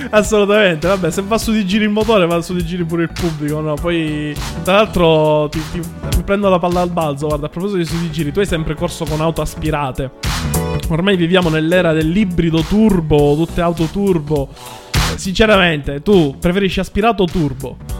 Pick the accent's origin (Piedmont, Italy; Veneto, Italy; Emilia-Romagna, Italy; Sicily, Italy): Sicily, Italy; anche io sono siciliano